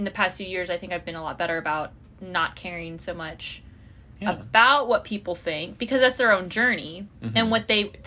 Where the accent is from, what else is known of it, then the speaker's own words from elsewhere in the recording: Hickory, North Carolina, United States; the town... we are in currently is the town we grew up